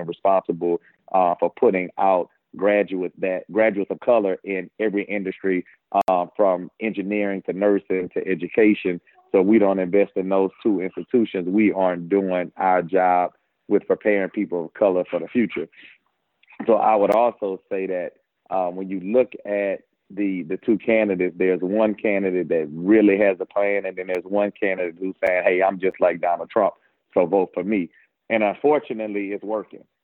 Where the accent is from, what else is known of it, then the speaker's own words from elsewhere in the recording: Baton Rouge, Louisiana, United States; born and raised in Baton Rouge